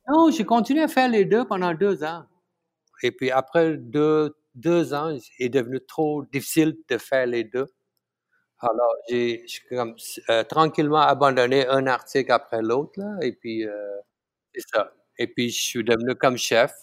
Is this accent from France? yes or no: no; Malaysia; born or raised there; first language Tamil; French is a second language; moved away as an adult; now in Montreal, Canada